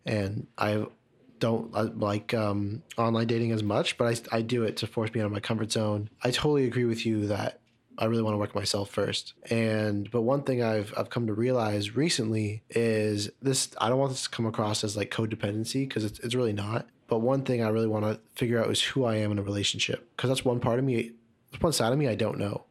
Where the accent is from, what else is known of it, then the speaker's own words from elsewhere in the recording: Markham, Ontario, Canada; I grew up in Markham